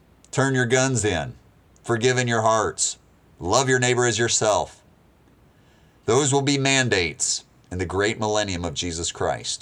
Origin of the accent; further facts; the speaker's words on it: United States; I'm an American